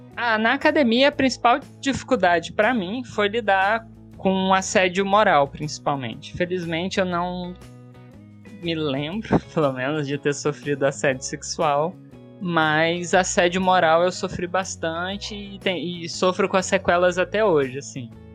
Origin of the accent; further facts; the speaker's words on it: Uberlândia, Minas Gerais, Brazil; lá em Uberlândia, onde eu nasci e tava, ia fazer minha graduação